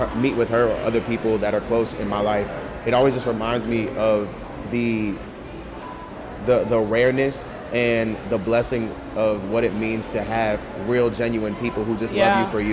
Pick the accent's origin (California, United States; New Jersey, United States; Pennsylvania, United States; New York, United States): New York, United States; Rockland County; also born or lived in North Carolina; we grew up in Rockland County, which is in upstate New York.